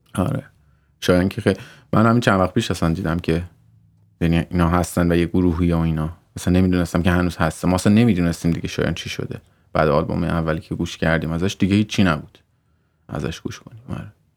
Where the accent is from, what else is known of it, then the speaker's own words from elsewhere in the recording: Tehran, Tehran Province, Iran; also born or lived in Mazandaran; من مازندران به دنیا آمدم تهران بزرگ شدم تا 22 سالگی شهرک بودم